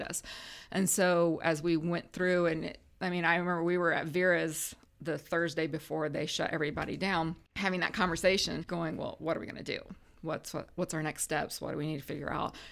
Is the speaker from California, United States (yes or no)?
no; Huntington, Indiana, United States; moved away as an adult; now in Grant County, Indiana, United States; originally from Huntington, um, grew up in rural Huntington County. I graduated from Huntington North